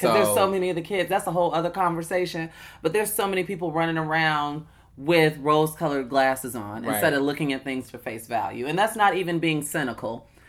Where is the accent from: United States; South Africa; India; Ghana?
United States; well, I'm going to say Black American. I don't identify. Listen, I'm not I'm not Raven Simone, but I am Black American.